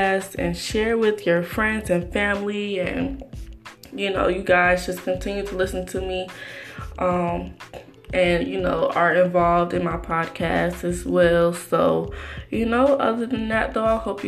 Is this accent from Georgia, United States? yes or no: yes; Atlanta, Georgia, United States; I'm born and raised in Atlanta, Metro Atlanta